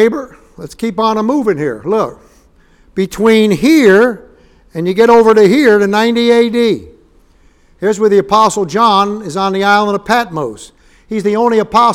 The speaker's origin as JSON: {"language": "English", "town": "New York City", "region": "New York", "country": "United States", "tie": "born or raised there", "said": "When I was a little boy growing up in Yorkville in Upper East Side of Manhattan"}